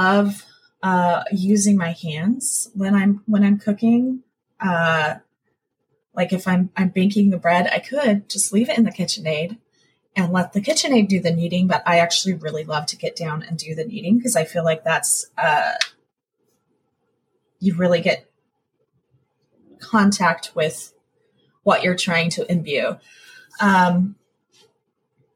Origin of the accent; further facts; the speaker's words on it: New Mexico, United States; now in Virginia, United States; I grew up in New Mexico. So after I moved here